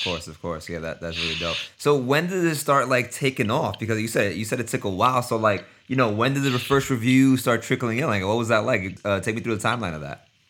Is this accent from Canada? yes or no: no; New York, United States; I'm from New York too